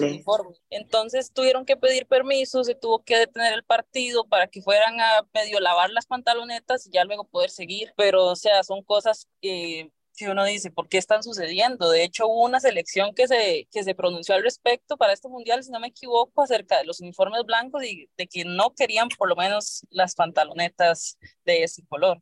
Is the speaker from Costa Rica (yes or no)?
yes; Costa Rica